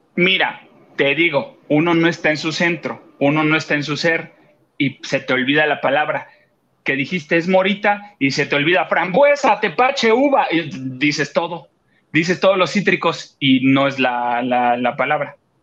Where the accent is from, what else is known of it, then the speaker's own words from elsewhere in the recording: Acapulco, Guerrero, Mexico; now in Mexico City, Mexico; van a ir a mi pueblo, van para Acapulco